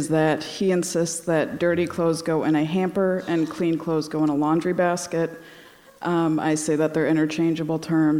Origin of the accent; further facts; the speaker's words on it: Westfield, Massachusetts, United States; I grew up in Westfield.